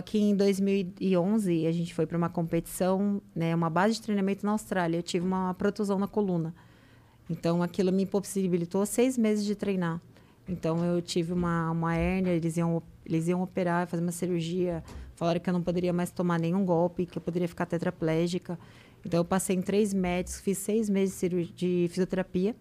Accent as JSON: {"language": "Portuguese", "region": "São Paulo", "country": "Brazil", "moved": "yes", "lives_now": "Santos, Brazil", "said": "eu sou de São Paulo"}